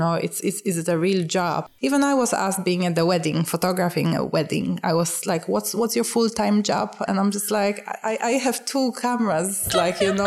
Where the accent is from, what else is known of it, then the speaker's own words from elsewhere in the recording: Poland; moved away as an adult; now in Ireland; I am originally from Poland. I came to Ireland in 2006.